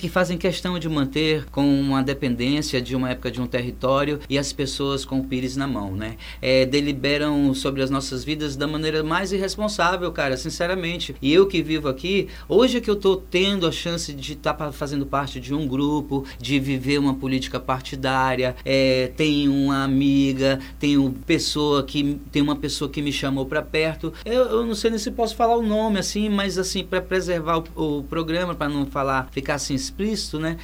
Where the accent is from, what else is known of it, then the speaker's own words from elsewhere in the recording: Amazon, North Region, Brazil; viver no lugar onde eu nasci